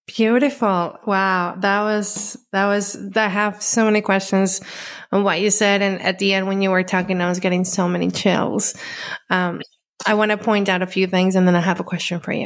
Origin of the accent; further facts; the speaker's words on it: Colombia; I grew up in Colombia